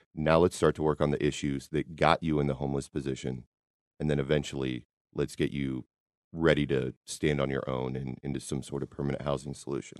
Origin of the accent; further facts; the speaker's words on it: Kansas City, Missouri, United States; We're all from Kansas City